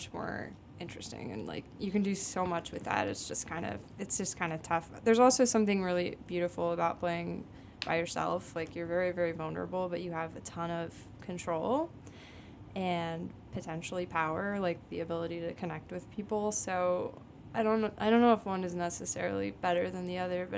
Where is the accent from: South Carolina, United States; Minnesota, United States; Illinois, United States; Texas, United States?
Illinois, United States; Byron; moved away as an adult; also born or lived in Rockford, Illinois; now in Chicago, United States; Technically, I grew up in Byron, which is a really small town that is, like, 30 minutes outside of Rockford.